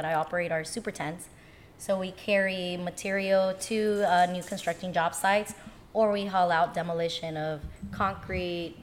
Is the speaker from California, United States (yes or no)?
yes; Los Angeles, California, United States; I was born and raised in the San Fernando Valley.